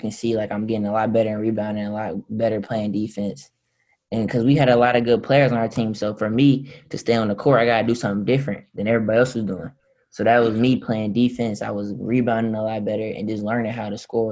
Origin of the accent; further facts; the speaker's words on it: Charlotte, North Carolina, United States; I was born in Charlotte